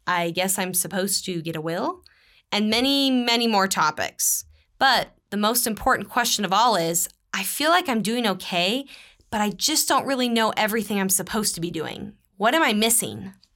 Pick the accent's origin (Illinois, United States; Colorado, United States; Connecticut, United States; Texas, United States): Texas, United States; moved away; also born or lived in Utah; I'm originally from the great state of Texas